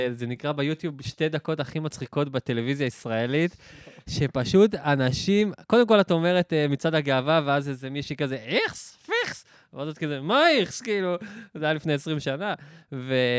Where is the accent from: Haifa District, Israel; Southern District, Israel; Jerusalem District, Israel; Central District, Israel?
Southern District, Israel; Or HaNer; moved away as an adult; also born or lived in Tiberias; now in Tel Aviv, Israel; אני גם מהדרום